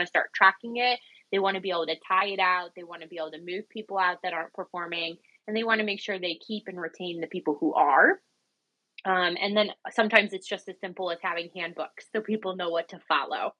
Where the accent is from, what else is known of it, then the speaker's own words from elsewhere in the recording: Cleveland, Ohio, United States; I'm from Cleveland, Ohio